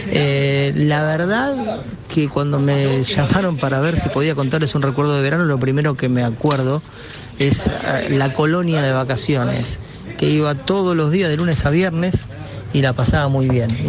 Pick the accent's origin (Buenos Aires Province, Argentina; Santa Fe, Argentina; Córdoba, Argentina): Buenos Aires Province, Argentina; Lanús; Nací en Monte Chingolo, en Lanús, y, siempre la pasé muy bien, íbamos al Club Lanús o al Club Ángel